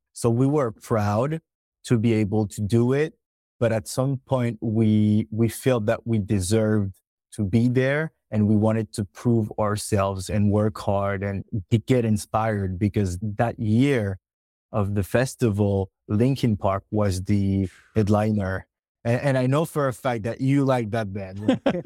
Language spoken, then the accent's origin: English; France; we are from France